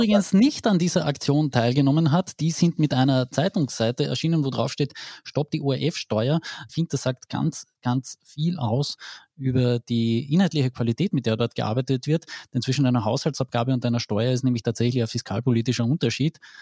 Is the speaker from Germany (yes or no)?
no; Carinthia, Austria; bei uns in Kärnten